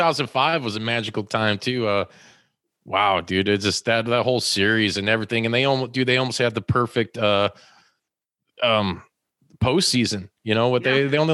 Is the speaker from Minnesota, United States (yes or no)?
no; Hammond, Indiana, United States; born there; I was born in Hammond myself.